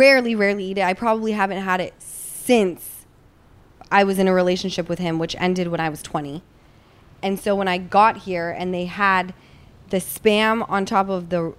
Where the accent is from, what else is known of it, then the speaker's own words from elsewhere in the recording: Utah, United States; Easton and I grew up in Utah